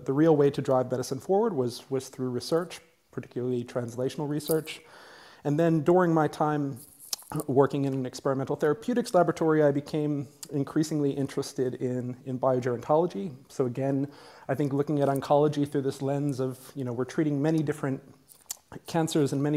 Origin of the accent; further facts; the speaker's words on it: United States; I grew up in the United States